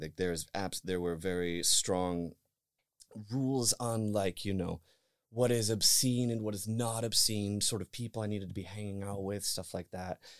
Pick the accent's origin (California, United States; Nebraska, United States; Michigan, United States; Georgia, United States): Michigan, United States; northern; moved away; I am from Michigan. I am from, I am from, uh, northern Michigan, actually, deep, deep in the country.